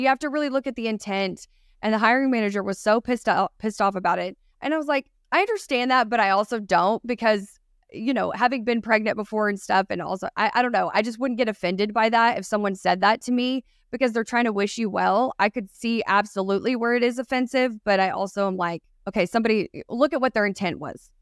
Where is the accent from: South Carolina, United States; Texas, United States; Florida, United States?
Texas, United States; East; accent: Texan; I'm from specifically born in East Texas